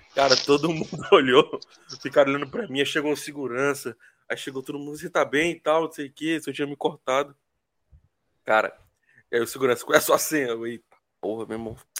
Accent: Teresina, Piauí, Brazil; moved away as an adult; also born or lived in Campinas, Brazil; now in Australia; eu sou sou natural de Campinas, mas passei minha vida morando em Teresina

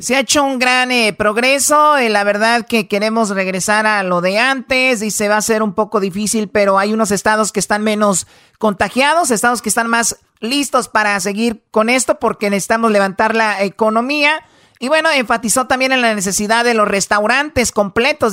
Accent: Tepatitlán, Jalisco, Mexico; yo soy de Tepatitlán

